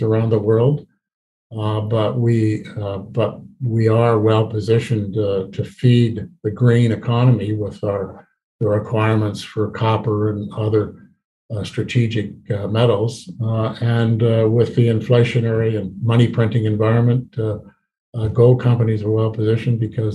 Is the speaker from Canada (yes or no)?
yes; Canada; also born or lived in British Columbia; we as Canadian explorers